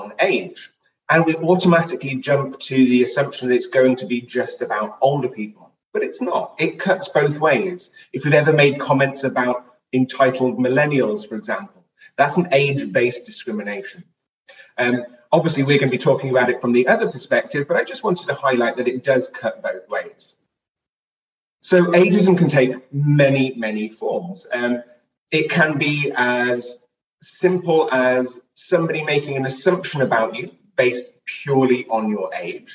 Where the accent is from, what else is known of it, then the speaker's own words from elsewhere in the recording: United Kingdom; moved away as an adult; also born or lived in Swansea, Wales; now in Los Angeles, United States; I am not from the United States. I'm originally from the United Kingdom